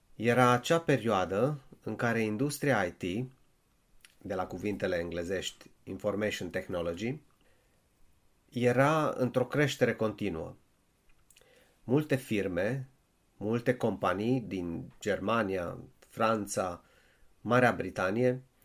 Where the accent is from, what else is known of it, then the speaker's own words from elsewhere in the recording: a town in north-western Romania, Romania; moved away as an adult; now in Finland; m-am născut în România, într-un oraș din nord-vestul țării. Însă de peste 20 de ani locuiesc în Finlanda.